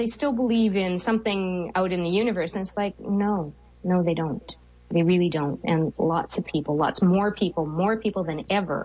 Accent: Canada; I'm a Canadian.

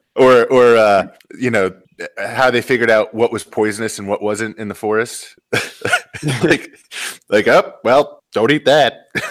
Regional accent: Virginia, United States; I'm from Virginia originally.

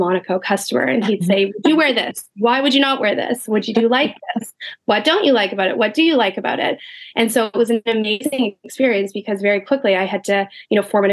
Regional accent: Winnipeg, Manitoba, Canada; moved away as an adult; now in New York, United States; growing up in Winnipeg, which Alia and I are both actually from Winnipeg

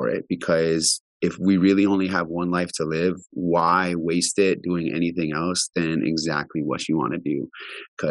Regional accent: Connecticut, United States; moved away; I'm from Connecticut.

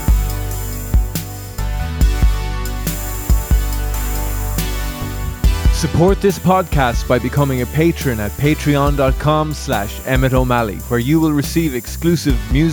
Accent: County Galway, Connacht, Ireland; I'm from County Galway myself

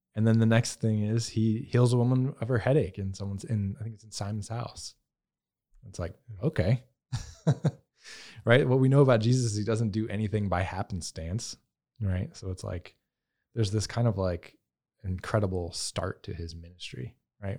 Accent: the South, United States; growing up in the South

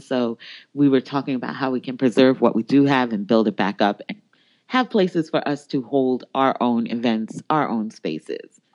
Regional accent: United States; I'm an American

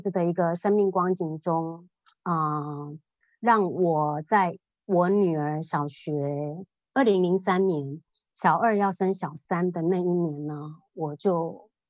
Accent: Taiwan; moved away as an adult; 我是生长在台湾，那嗯。我爸爸妈妈他们以前是务农，然后从乡下到北部来，北部的 city 里头来。那我爸爸妈妈都是佛教徒，我妈妈，啊，是非常虔诚的佛教徒

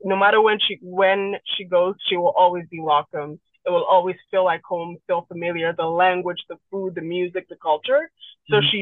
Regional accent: Nigeria; now in Canada; I'm an immigrant myself. I moved from Nigeria to Canada

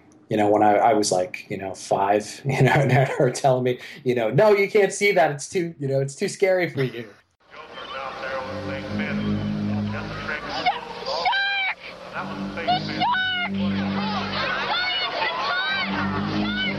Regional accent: New York City, New York, United States; I grew up here in Staten Island, New York, where I've lived most of my life

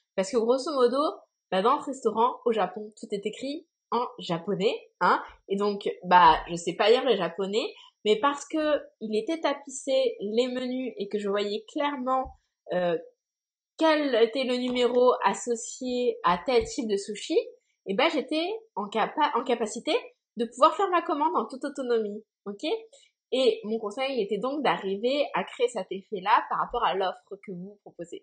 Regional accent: France; moved away as an adult; now in Montreal, Canada; je suis une Française installée à Montréal

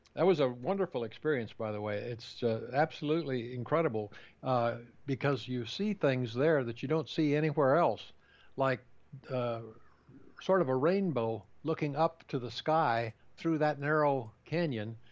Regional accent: Kansas, United States; also born or lived in Southeast United States; now in Southeast, United States; growing up in Kansas far, farm country

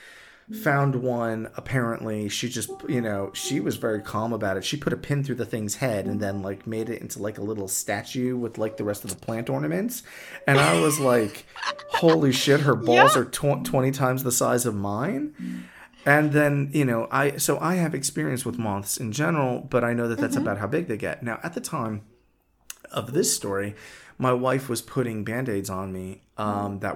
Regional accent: New York, United States; moved away; I come from New York

